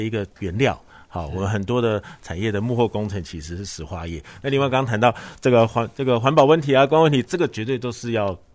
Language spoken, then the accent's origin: Chinese; Kaohsiung, Taiwan; 我们高雄人还是很关心这个，嗯，环保，好，很关心公安